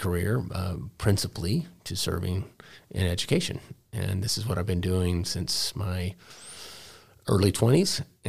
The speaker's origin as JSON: {"language": "English", "town": "Dallas", "region": "Texas", "country": "United States", "tie": "born or raised there", "said": "I'm a product of both public and private schools. I grew up in Dallas. I went to public school through eighth grade."}